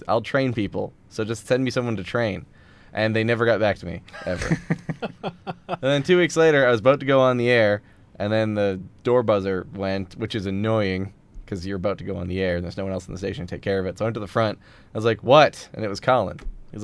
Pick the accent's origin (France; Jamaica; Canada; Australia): Canada; Spruce Grove, Alberta; I'm from Spruce Grove, which is an awful place.